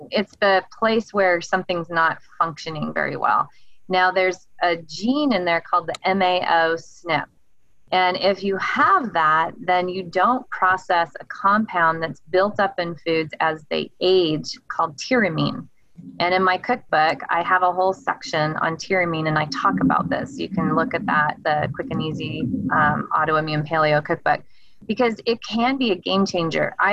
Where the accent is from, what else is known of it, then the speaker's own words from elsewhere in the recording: the South, United States; But I always say I was raised in the South. So my dad was in the Navy and I'm a I'm a southern girl